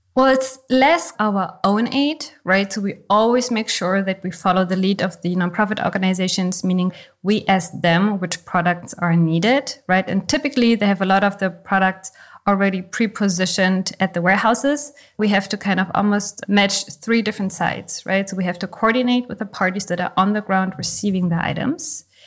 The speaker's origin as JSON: {"language": "English", "country": "Germany", "tie": "born or raised there", "said": "I was born in East Germany."}